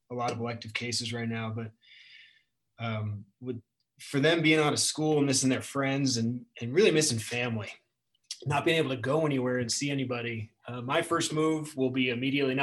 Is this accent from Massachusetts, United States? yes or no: no; Chicagoland area suburbs, Illinois, United States; moved away; I grew up around the Chicagoland area in the suburbs, and moving to the city, moving out here was a totally different experience